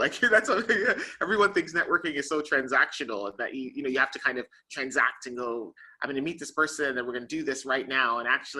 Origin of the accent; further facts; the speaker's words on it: Canada; accent: Canadian; also born or lived in London, United Kingdom; now in Barbados; I was born in London, but then my mother and father immigrated to Canada. And so I was raised predominantly in Canada, but I actually only received my Canadian citizenship in my 20s. I had always had my UK and European citizenship.